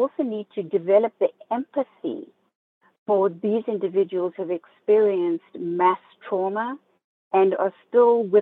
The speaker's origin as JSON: {"language": "English", "country": "South Africa", "tie": "born or raised there", "also_born_or_lived": "Zimbabwe", "moved": "yes", "lives_now": "Southeast Florida, United States", "said": "I grew up in South Africa, although I was born in Zimbabwe."}